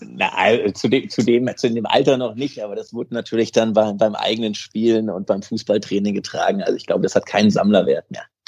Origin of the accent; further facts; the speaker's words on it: Bad Zwischenahn, Lower Saxony, Germany; Ich komme eigentlich aus Bad Zwischenahn.